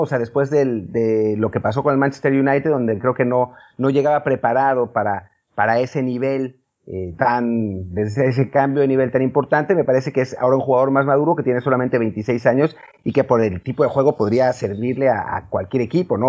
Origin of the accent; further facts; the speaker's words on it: Mexico; como mexicano